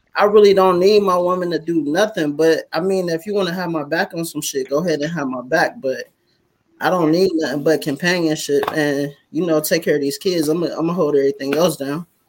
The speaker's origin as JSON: {"language": "English", "town": "Youngstown", "region": "Ohio", "country": "United States", "moved": "yes", "lives_now": "Farrell, United States", "said": "I'm from Youngstown, but I live in uh, Farrell, PA"}